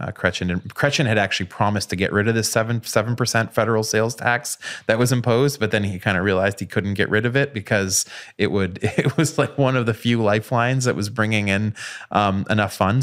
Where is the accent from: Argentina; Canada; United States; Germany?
Canada; moved away; growing up in Canada in nineteen ninety-three